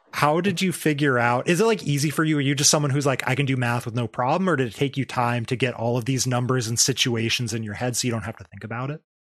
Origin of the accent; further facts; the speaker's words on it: Arizona, United States; now in Washington, United States; I grew up in Arizona where everything's spicier than it is up here.